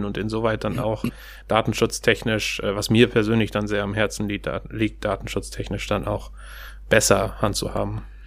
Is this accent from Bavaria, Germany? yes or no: no; Steinhagen, North Rhine-Westphalia, Germany; moved away as an adult; also born or lived in Kiel / Stuttgart; now in Hamburg, Germany; ursprünglich komme ich aus Steinhagen bei Bielefeld